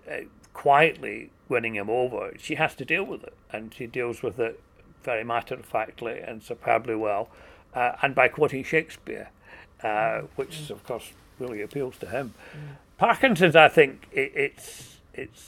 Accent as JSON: {"language": "English", "region": "Scotland", "country": "United Kingdom", "said": "I'm Scottish"}